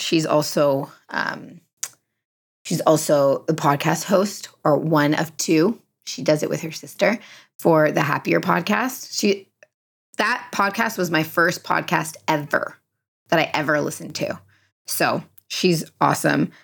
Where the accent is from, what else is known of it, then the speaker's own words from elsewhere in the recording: Canada; I'm very Canadian in that way